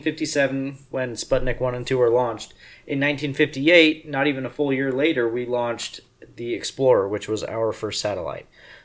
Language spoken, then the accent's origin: English; United States; I'm very happy that I was born in the United States